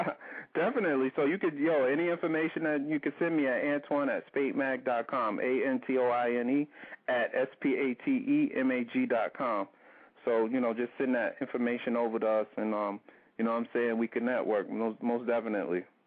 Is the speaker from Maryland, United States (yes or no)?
no; New York area, United States; we're from New York. We're from the New York area